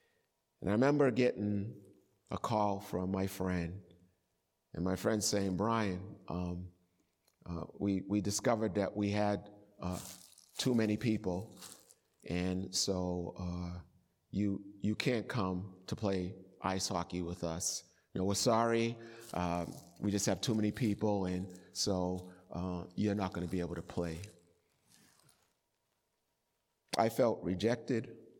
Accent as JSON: {"language": "English", "town": "Boston", "region": "Massachusetts", "country": "United States", "tie": "born or raised there", "said": "And I remember as a child growing up in Boston, and some of you are old enough to remember this, street hockey became a great sport."}